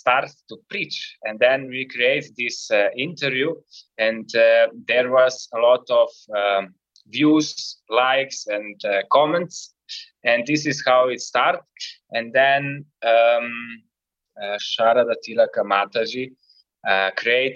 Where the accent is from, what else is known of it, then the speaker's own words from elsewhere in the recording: Ljubljana, Slovenia; I'm from Ljubljana